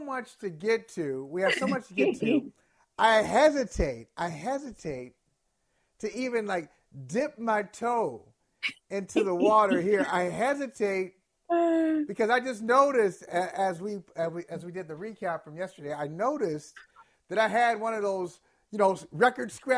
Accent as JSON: {"language": "English", "region": "Ohio", "country": "United States", "tie": "born or raised there", "also_born_or_lived": "East Coast", "moved": "yes", "said": "growing up in Ohio, on our driving test, we asked to do something called maneuverability"}